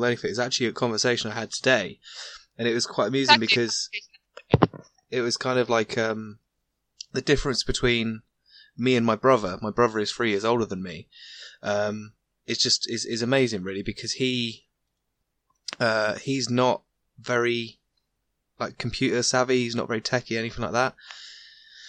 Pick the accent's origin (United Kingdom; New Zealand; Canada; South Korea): United Kingdom; I am British